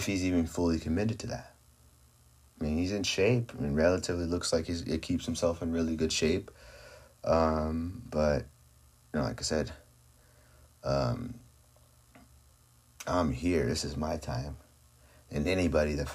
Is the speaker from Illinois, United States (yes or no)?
no; California, United States; my hometown. In my backyard, California.